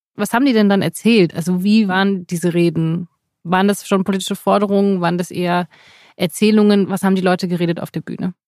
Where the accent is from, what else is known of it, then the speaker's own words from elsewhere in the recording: West Germany, Germany; als Westdeutsche